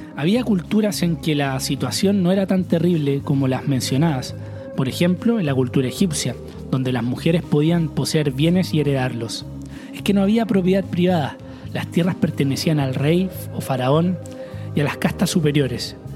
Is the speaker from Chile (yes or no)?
yes; Chile; En mi país, Chile